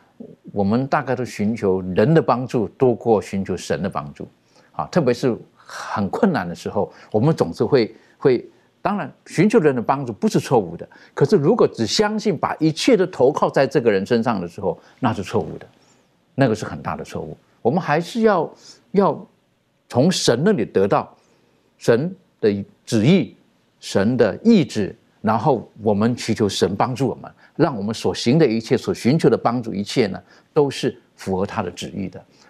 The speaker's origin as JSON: {"language": "Chinese", "country": "China", "said": "当然，比如说我们呃，我们中国人，我们取名字，大概父母都有一些特殊的含义在这个里面"}